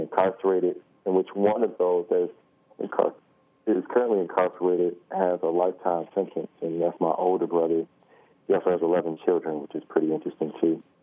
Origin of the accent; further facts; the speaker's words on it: Detroit, Michigan, United States; I was born in Detroit, born and raised in Detroit